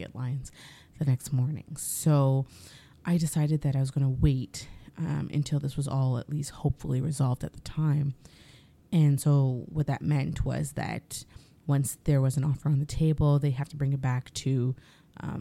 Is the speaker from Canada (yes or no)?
yes; Canada; as Canadian content creators